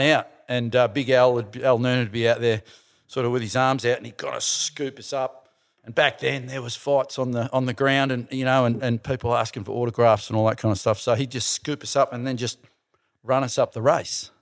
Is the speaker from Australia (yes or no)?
yes; Melbourne, Victoria, Australia; I was born in Essendon